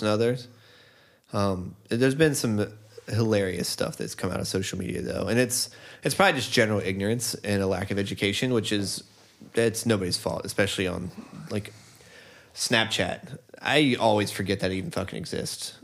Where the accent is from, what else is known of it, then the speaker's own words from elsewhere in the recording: Northeast, United States; born and raised in the Northeast